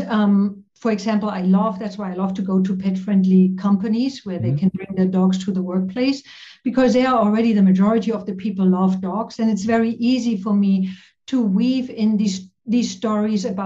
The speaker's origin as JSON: {"language": "English", "region": "East Germany", "country": "Germany", "tie": "born or raised there", "second_language": "English", "moved": "as an adult", "said": "I grew up in East Germany, behind the wall"}